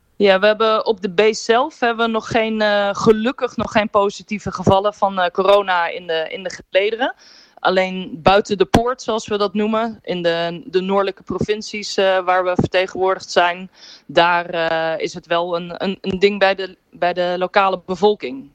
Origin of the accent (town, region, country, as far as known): Netherlands